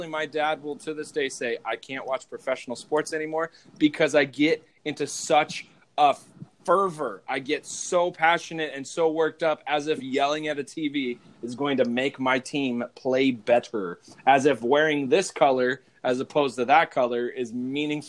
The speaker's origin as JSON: {"language": "English", "region": "Arizona", "country": "United States", "tie": "born or raised there", "said": "we were growing up in Arizona"}